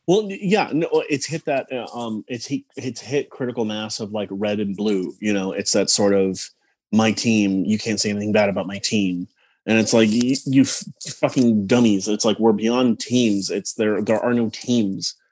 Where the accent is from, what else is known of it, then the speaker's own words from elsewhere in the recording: Palm Springs, California, United States; I grew up out in Palm Springs